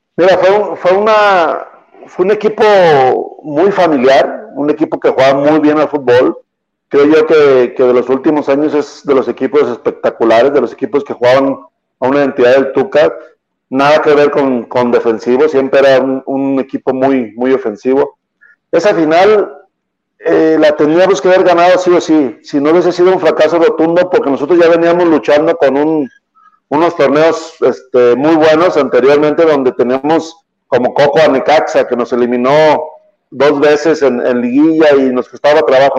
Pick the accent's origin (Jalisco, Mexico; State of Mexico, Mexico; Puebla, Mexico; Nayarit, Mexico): Jalisco, Mexico; Guadalajara; yo soy del barrio de Talpita, todo mi barrio estaba ahí en una, en una esquina con toda mi familia